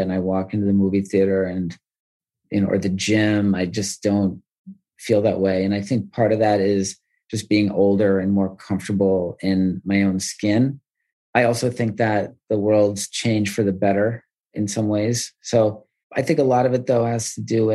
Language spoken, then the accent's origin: English; Wilmington, New York, United States; moved away as an adult; also born or lived in Washington, D.C.; I grew up in the Adirondack State Park in a town called Wilmington, New York